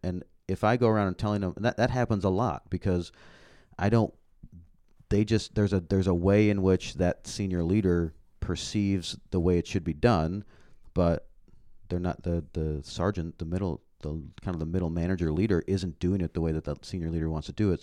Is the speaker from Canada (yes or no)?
yes; Canada; moved away; I grew up in Canada